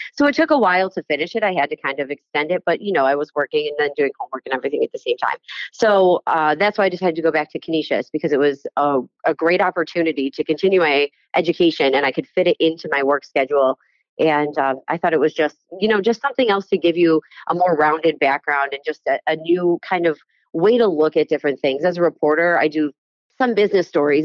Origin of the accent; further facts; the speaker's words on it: Amherst, New York, United States; now in Buffalo, United States; Growing up in Amherst was great